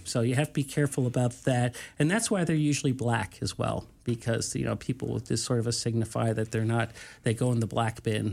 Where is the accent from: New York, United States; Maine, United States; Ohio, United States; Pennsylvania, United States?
New York, United States; I'm from New York